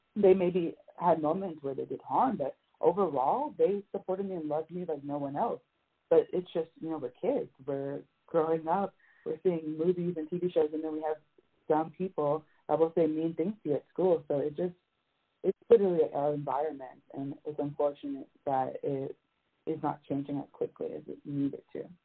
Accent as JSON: {"language": "English", "town": "Miami", "region": "Florida", "country": "United States", "tie": "born or raised there", "moved": "as an adult", "lives_now": "Tallahassee, United States", "said": "I'm originally from Miami, Florida"}